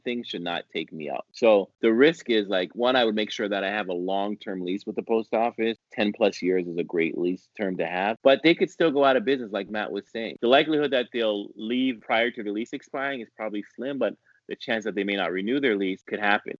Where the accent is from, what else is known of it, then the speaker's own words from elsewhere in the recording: Ottawa, Ontario, Canada; moved away as an adult; now in New York, United States; I've been living in New York since the late 90s, but yes, I'm from Ottawa, Ontario, Canada.